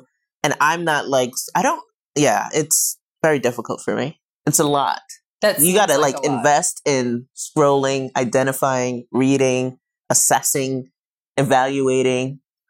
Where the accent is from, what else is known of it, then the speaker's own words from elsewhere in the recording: New York City, New York, United States; I'm from Brooklyn, so I kind of like that swag and vibe.